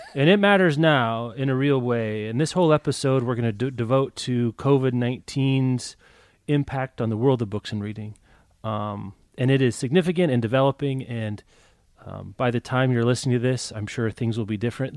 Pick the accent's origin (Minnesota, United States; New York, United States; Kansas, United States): Kansas, United States; Lawrence; my hometown independent bookstore, The Raven, in Lawrence, Kansas